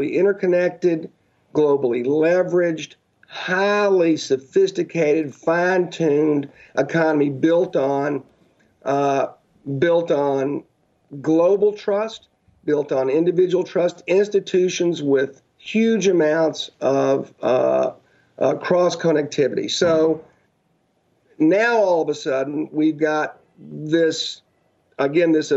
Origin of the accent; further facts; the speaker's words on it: United States; as American people